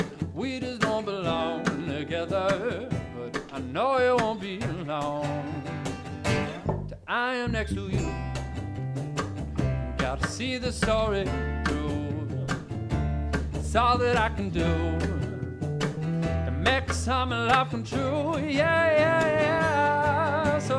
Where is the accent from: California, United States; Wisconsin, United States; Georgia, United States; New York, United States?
Georgia, United States; Savannah; I'm from Savannah.